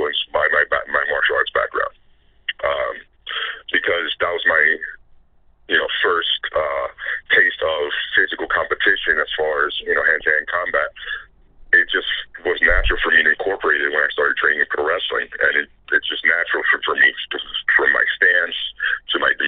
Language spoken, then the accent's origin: English; Puerto Rico; first language Spanish; English is a second language; I was raised in Puerto Rico. Spanish was my first language. I didn't speak, read, or write English till I was about 10, 11.